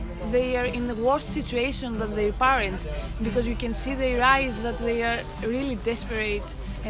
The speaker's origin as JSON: {"language": "English", "country": "Greece", "said": "From Greece."}